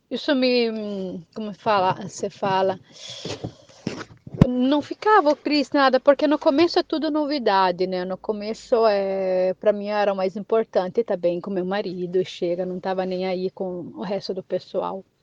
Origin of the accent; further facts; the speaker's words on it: Brazil; now in Italy; brasileiro, mesmo que eu tô aqui de 19 anos, já peguei um pouco mais da falada italiana, perdi um pouco do meu português